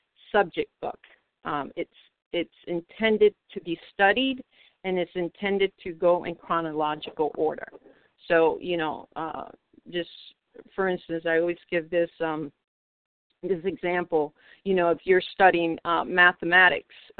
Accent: New York City, New York, United States; I come from Manhattan, New York. I live in the New York City area

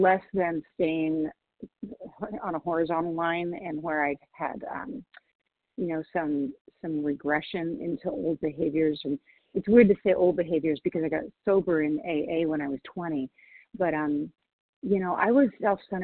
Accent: Washington, United States; also born or lived in Nashville, Tennessee; I'm from Washington State, but I'm currently in Nashville, Tennessee

